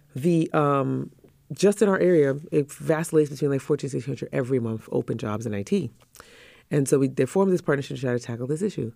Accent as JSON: {"language": "English", "country": "Trinidad & Tobago", "moved": "yes", "said": "we're from the Caribbean"}